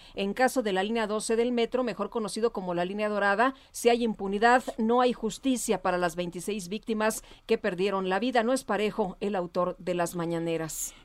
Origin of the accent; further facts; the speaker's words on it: Mexico City, Mexico; Allá en mi, en mi pueblo, en Guajimalpa